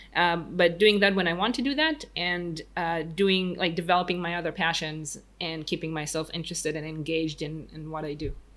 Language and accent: English; Tel Aviv, Tel Aviv District, Israel; English is a second language; Tel Aviv, 32, Israel, born and raised.